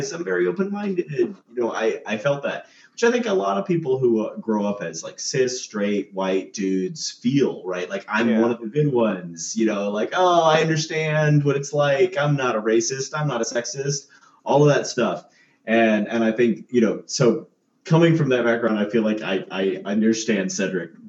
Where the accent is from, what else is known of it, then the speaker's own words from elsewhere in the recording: North Carolina, United States; I grew up in North Carolina